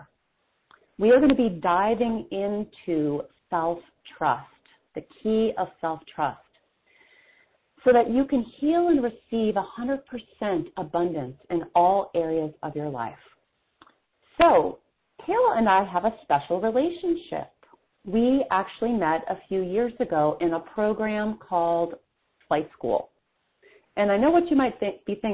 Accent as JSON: {"language": "English", "region": "Wisconsin", "country": "United States", "said": "I'm from Wisconsin"}